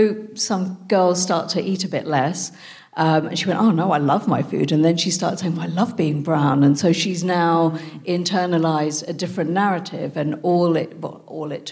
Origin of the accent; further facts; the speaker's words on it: United Kingdom; also born or lived in France; I'm British Indian